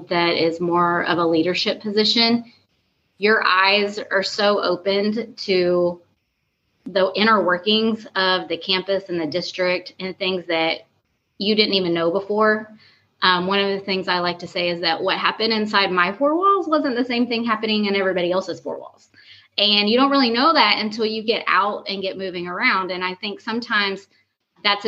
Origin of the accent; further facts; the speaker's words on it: East Texas, United States; also born or lived in Dallas, Texas; I'm originally from East Texas